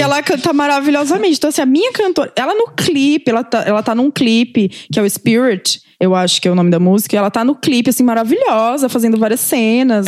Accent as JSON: {"language": "Portuguese", "country": "Brazil", "said": "como brasileiros"}